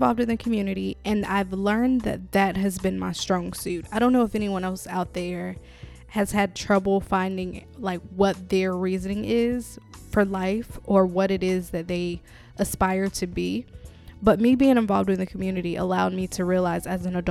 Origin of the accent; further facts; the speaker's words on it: Winston-Salem, North Carolina, United States; I was born and raised in Winston-Salem